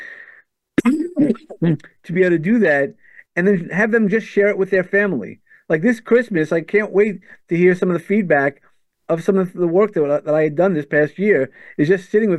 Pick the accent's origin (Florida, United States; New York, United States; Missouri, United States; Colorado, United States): New York, United States; New York City; accent: New Yorker; also born or lived in San Antonio, Texas; now in Long Island, United States; I grew up in Brooklyn